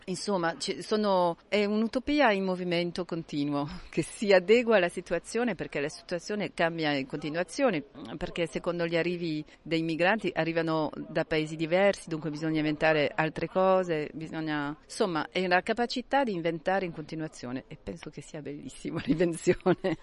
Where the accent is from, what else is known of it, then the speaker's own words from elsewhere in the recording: Marseille, Provence-Alpes-Côte d'Azur, France; vengo da Marsiglia